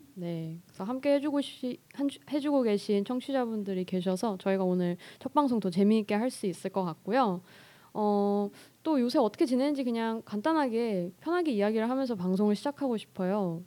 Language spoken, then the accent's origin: Korean; Seoul, South Korea; 저는 서울에서 나고 자랐고요